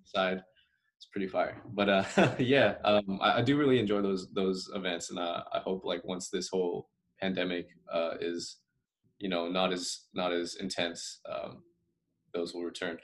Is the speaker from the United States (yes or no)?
yes; Salinas, California, United States; now in San Jose, United States; I grew up in Salinas, there was uh, you know there was Asian food